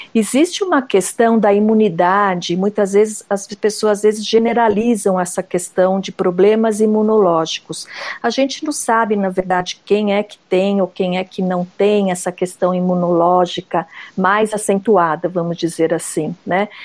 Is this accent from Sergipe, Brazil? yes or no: no; São Paulo, Brazil; eu sou aqui de São Paulo mesmo, de uma cidade perto da capital